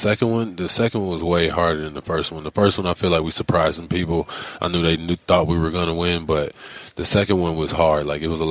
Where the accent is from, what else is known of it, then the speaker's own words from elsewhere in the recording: Flint, Michigan, United States; now in Los Angeles, United States; my hometown of Flint.